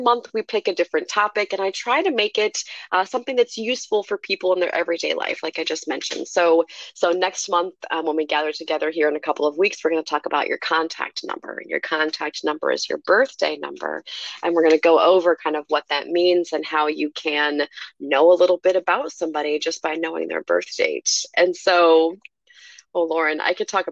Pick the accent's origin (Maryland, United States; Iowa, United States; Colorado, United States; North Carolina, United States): Iowa, United States; I was born and raised in Iowa